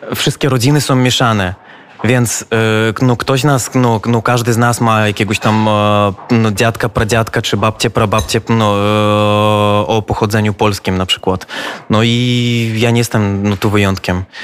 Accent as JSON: {"language": "Polish", "country": "Belarus", "said": "my jako Białorusini"}